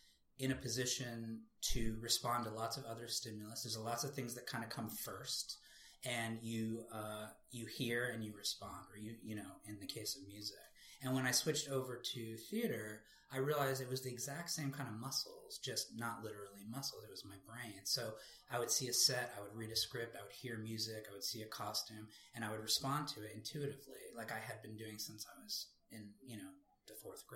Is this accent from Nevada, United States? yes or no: no; Cambridge, Massachusetts, United States; I grew up in Cambridge, Massachusetts, went to Belmont High School